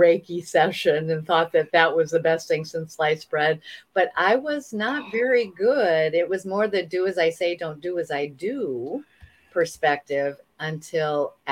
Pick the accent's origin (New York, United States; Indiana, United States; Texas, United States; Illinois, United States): Illinois, United States; Iowa border of; moved away; also born or lived in Hong Kong / Chicago; I grew up on the Iowa border of Illinois.